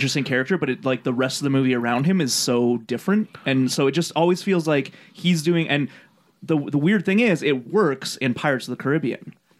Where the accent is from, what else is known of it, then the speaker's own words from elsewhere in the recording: Buenos Aires, Argentina; I'm from Buenos Aires, and I say kill them all.